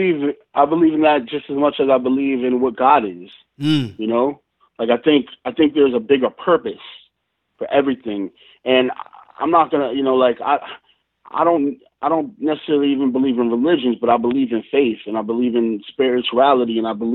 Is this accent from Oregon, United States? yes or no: no; New York, United States; the town that I was born and raised in New York, and then my family kind of moved around a lot.